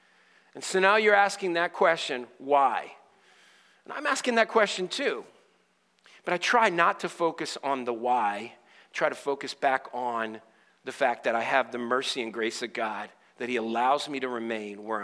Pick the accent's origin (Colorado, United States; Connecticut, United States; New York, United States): Connecticut, United States; Stamford; moved away; also born or lived in Dallas, Texas; I'm originally from Stamford, Connecticut.